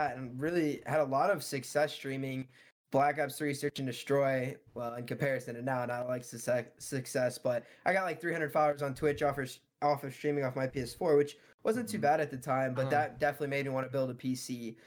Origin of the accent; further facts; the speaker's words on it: Bloomington, Illinois, United States; I am from Bloomington, Illinois, which is smack dab in the middle of the state